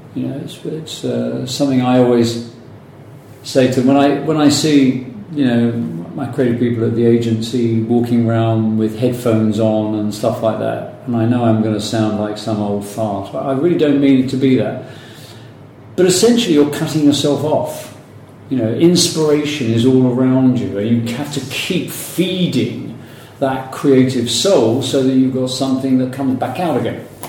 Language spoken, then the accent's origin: English; London, United Kingdom; also born or lived in New York; London boy, North London.